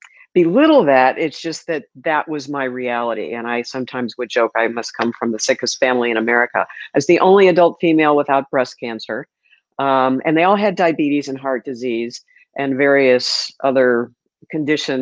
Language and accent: English; St. Louis, Missouri, United States; moved away as an adult; also born or lived in Miami; now in Sarasota, United States; St. Louis, my hometown.